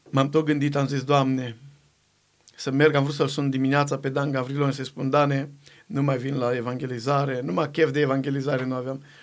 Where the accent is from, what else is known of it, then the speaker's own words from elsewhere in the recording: Găvoșdia, Timiș County, Romania; niște colegi de-ai mei cu care am crescut eu la Găvoșdia, de acolo de la casă